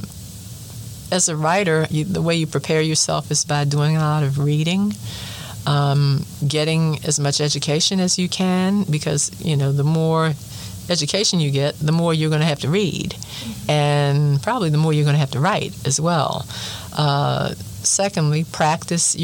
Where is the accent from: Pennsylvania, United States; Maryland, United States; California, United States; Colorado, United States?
Maryland, United States; Baltimore; my hometown of Baltimore